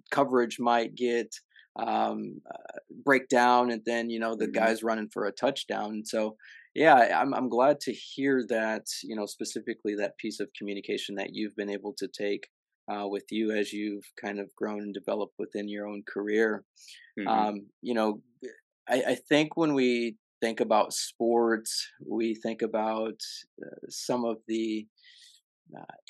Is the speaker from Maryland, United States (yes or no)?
no; Illinois, United States; I'm from Illinois